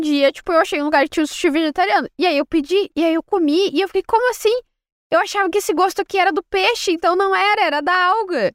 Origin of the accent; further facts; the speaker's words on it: interior of Rio Grande do Sul, Brazil; eu sou do interior do Rio Grande do Sul